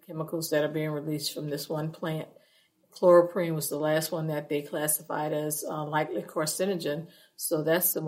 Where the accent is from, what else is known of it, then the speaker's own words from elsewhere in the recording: St. John the Baptist Parish, Louisiana, United States; I'm from St. John the Baptist Parish